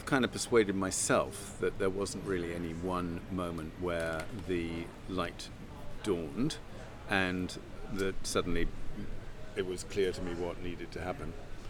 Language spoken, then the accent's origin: English; London, United Kingdom; London. Hampstead. Lovely childhood. Uncomplicated, happy. 400 yards away from Hampstead Heath.